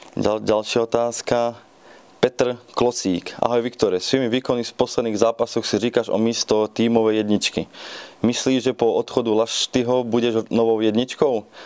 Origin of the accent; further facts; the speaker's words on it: Banská Štiavnica, Banská Bystrica Region, Slovakia; now in Ostrava, Czech Republic; pochádzam z Banskej Štiavnice